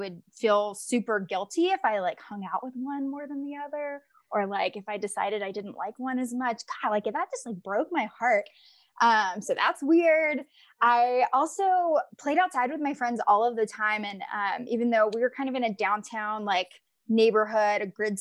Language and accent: English; northeastern Mississippi, United States; now in Colorado, United States; I'm also from a port city in northeastern Mississippi.